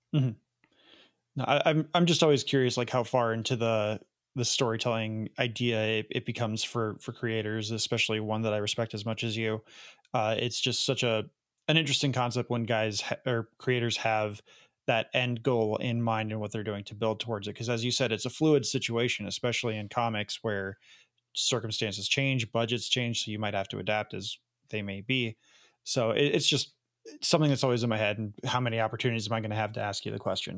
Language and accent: English; Elgin, Illinois, United States; also born or lived in Rockford, Illinois; I grew up in Elgin